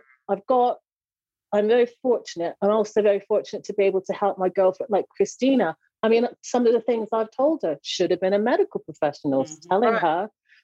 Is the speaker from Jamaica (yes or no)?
yes; Jamaica; I'm a Jamaican